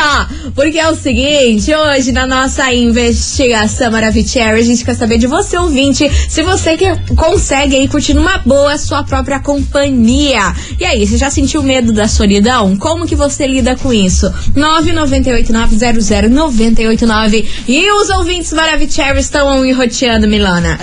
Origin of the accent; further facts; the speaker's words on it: Brazil; a gente é brasileira